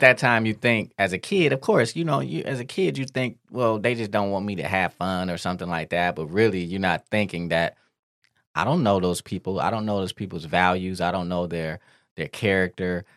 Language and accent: English; Detroit, Michigan, United States; we grew up in Detroit